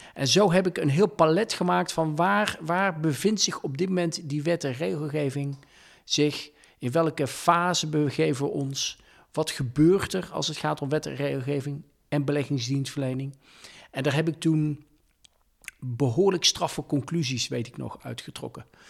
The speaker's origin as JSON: {"language": "Dutch", "town": "Dongen", "region": "North Brabant", "country": "Netherlands", "tie": "born or raised there", "accent": "soft G", "moved": "as an adult", "said": "Eh, ik kom uit een klein dorp, Dongen, vlakbij Oosterhout-Breda. Mijn vader en moeder waren hardwerkende ondernemers. Ben daar ook in opgegroeid"}